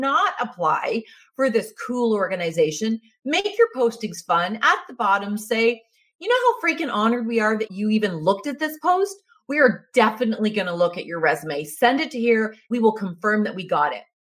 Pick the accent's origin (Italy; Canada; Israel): Canada; being Canadian, we're humble people